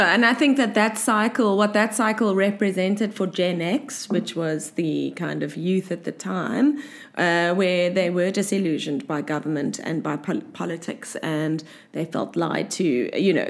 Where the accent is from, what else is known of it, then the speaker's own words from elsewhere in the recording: Cape Town, Western Cape, South Africa; growing up in South Africa and Cape Town specifically